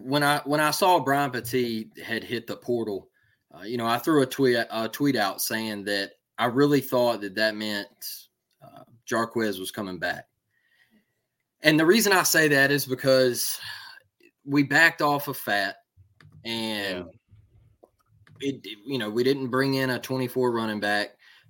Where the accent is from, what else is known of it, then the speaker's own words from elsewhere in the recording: Florida, United States; You know, hey, I come from the same trenches you come from. You know, we're both from Florida.